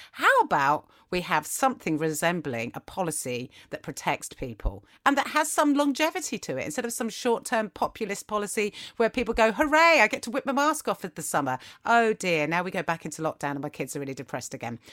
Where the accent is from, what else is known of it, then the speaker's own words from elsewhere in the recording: England, United Kingdom; as English people